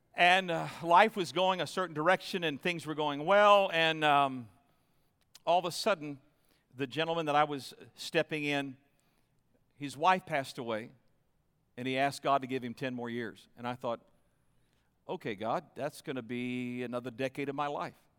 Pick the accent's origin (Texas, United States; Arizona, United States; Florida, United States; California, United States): Florida, United States; moved away as an adult; also born or lived in New York / Nashville; now in Tempe, United States; I was raised in Florida, and we spent most of our married life in New York outside of Manhattan.